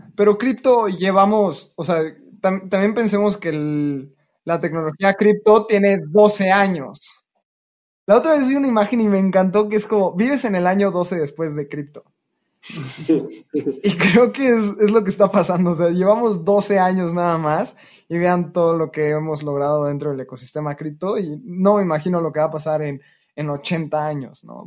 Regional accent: Mexico; nací en México

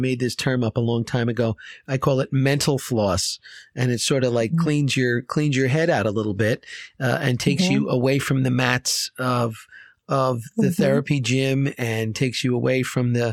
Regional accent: Short Hills, New Jersey, United States; Growing up in Short Hills, I was right down the street from there

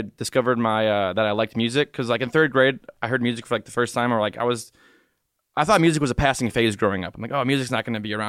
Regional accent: Macomb, Michigan, United States; I was born and raised in Macomb, Michigan.

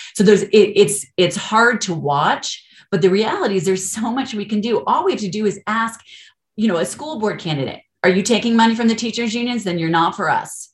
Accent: Colorado, United States; moved away as an adult; also born or lived in California; I'm actually from Colorado, I'm not from California, grew up here, but we moved back

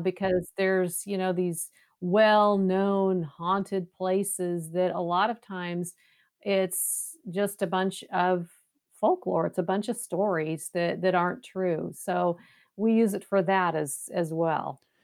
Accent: West Coast, United States; now in Waco, United States; I'm, I'm originally from the West

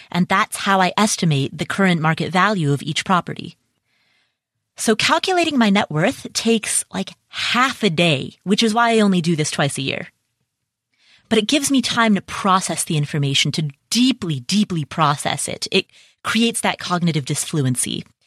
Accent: Cincinnati, Ohio, United States; Cincinnati, Ohio, which, by the way, is my hometown.

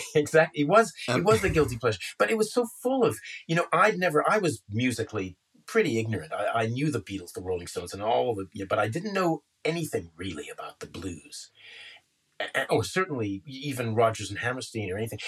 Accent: Canada; I'm Canadian

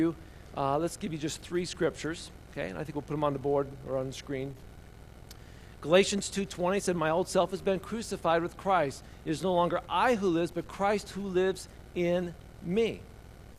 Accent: Indiana, United States; a boy growing up in Indiana

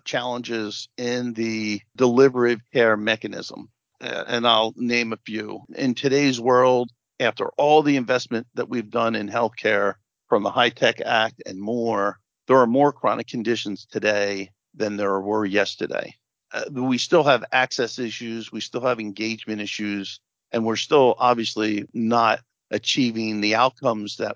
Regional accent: New Jersey, United States; I come from New Jersey

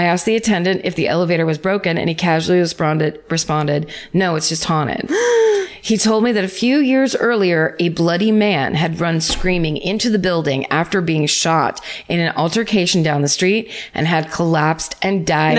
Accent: Atlanta, Georgia, United States; Okay, so my hometown in Atlanta, Georgia. My hometown is Atlanta, Georgia

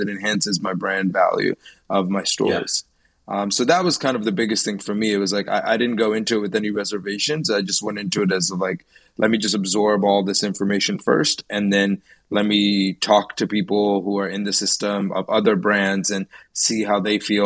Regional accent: Annapolis, Maryland, United States; I grew up in Maryland, in and around the Annapolis area

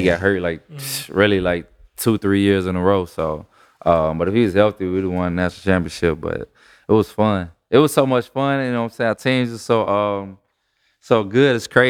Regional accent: Chicago, Illinois, United States; I grew up in Chicago, like I said, you know, rough, you know, projects, neighborhood, you know.

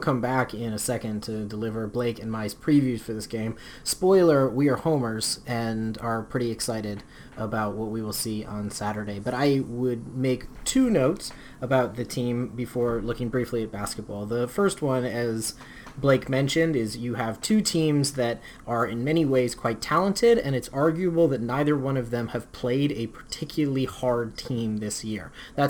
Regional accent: Minnesota, United States; because we are from Minnesota and we are hardy and strong

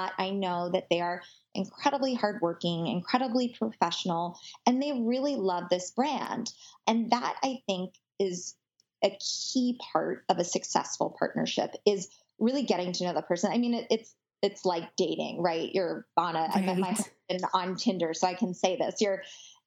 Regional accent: United States; moved away as an adult; I am originally from New York and New Jersey

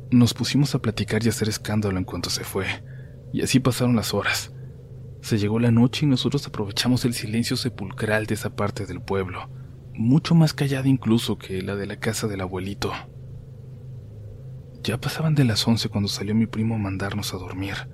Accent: Long Beach, California, United States; born there; A mí me tocó nacer aquí en Long Beach, California. Mis hermanos mayores nacieron en México y yo no tuve quizás tanto contacto con mis raíces mexicanas.

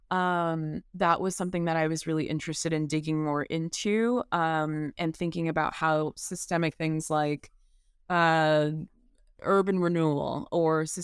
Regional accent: the South, United States; and growing up in the South as a Black person, that is tremendously important to me.

